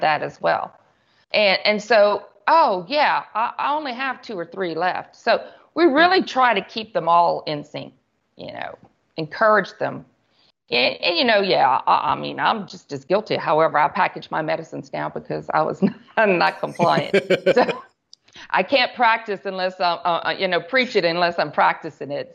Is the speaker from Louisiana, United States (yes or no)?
yes; Church Point, Louisiana, United States; I was born and raised in Church Point, Louisiana